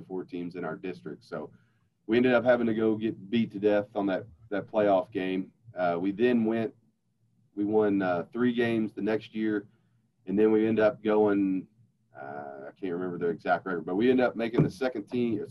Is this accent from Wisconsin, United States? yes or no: no; Louisville, Kentucky, United States; I'm born and raised in Kentucky. Grew up in Louisville